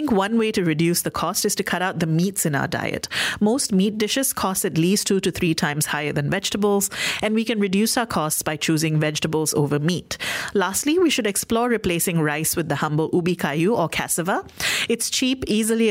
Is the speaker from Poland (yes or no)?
no; Malaysia; as a Malaysian